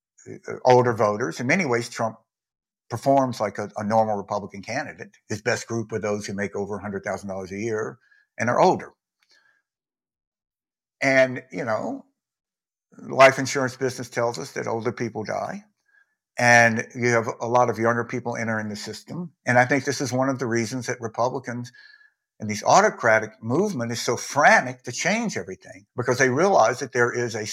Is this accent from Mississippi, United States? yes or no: yes; Mississippi, United States; When I was growing up in Mississippi